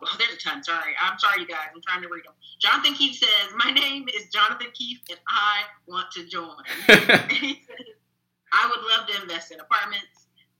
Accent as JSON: {"language": "English", "region": "North Carolina", "country": "United States", "moved": "yes", "lives_now": "Texas, United States", "said": "I was from North Carolina"}